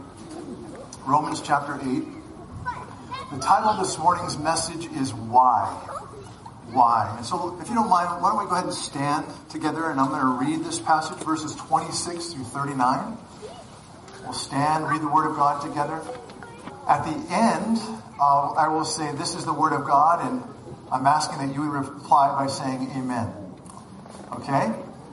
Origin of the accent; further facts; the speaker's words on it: Oregon, United States; moved away as an adult; also born or lived in Brazil / Bend, Oregon / Montana / California; I grew up in Oregon. I went to Oregon State University